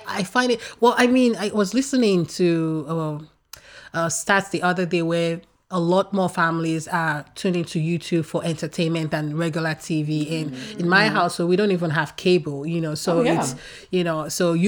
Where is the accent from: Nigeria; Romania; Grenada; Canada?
Nigeria; moved away as an adult; now in United States; I grew up in Nigeria and I'm a first of five girls